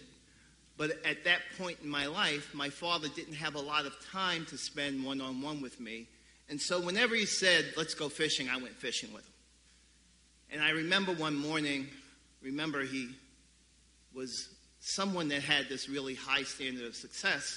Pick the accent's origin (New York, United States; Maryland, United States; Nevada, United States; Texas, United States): New York, United States; New York City; When I was about 7 years old, we moved from the Bushwick area of Brooklyn to the Canarsie area of Brooklyn